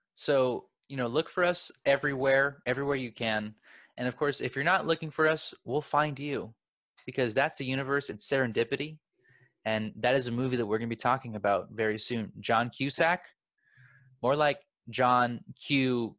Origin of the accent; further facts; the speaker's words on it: Los Angeles, California, United States; I'm from Los Angeles